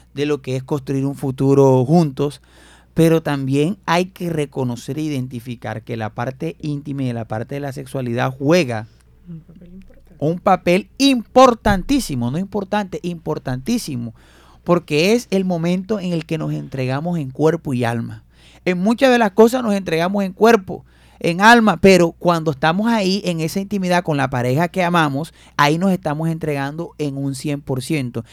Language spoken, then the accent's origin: Spanish; Fundación, Magdalena, Colombia; now in Barranquilla, Colombia; en mi tierra fundación o en Santa Marta